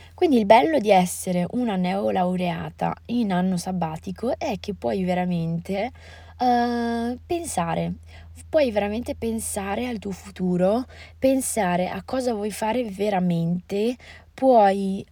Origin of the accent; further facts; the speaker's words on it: Italy; also born or lived in Morocco; per noi italiani